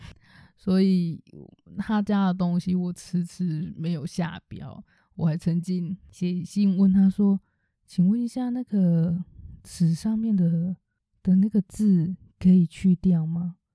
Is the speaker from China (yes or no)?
no; Taichung, Taiwan; 因为其实我是台中人